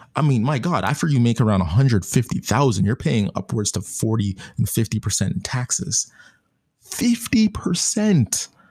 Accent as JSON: {"language": "English", "country": "Canada", "said": "I'm Canadian"}